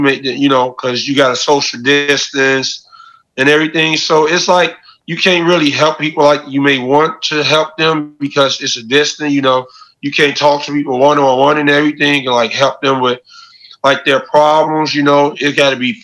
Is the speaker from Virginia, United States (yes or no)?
no; Chicago, Illinois, United States; I'm from Chicago, so if I'm talking to Chicago people, I can do interviews in person.